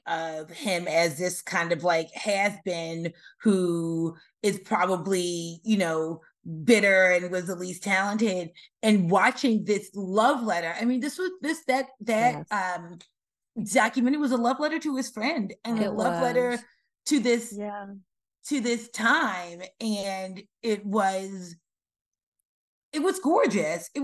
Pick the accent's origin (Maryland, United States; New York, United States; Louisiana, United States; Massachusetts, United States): Maryland, United States; Baltimore; we're all from Baltimore, but three of us are currently in the Baltimore area